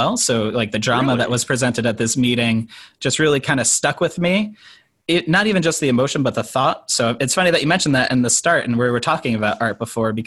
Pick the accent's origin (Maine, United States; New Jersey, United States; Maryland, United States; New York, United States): New Jersey, United States; Toms River; So I grew up in Toms River